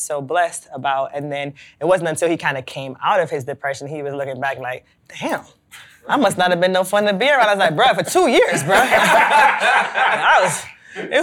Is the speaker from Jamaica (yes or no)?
yes; Jamaica; moved away; As a Jamaican, we used to have someone we would call them a helper.